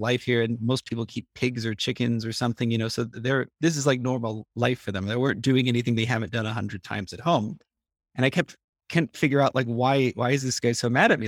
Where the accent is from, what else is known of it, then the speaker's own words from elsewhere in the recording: California, United States; moved away as an adult; now in Armenia; I grew up in California